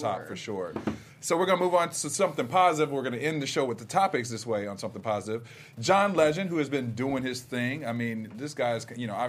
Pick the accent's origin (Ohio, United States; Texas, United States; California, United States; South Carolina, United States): Ohio, United States; We're both from Ohio.